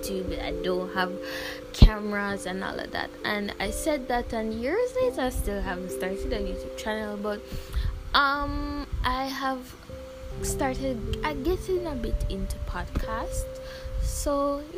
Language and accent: English; Jamaica; I'm from Jamaica.